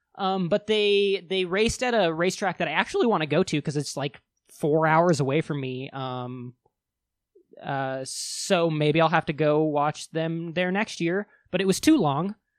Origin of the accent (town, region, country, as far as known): United States